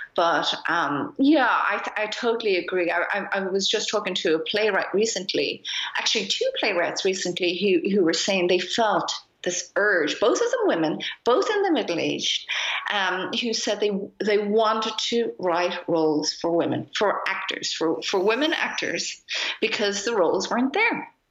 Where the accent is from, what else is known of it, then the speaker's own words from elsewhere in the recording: Ireland; moved away as an adult; now in Berlin, Germany; my parents are Japanese, but I grew up in Ireland